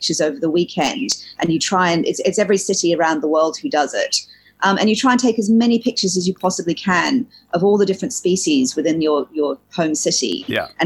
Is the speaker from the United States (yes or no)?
no; Hong Kong; also born or lived in New Zealand; I'm originally a Kiwi, a New Zealander. But I grew up in Hong Kong from the age of 3.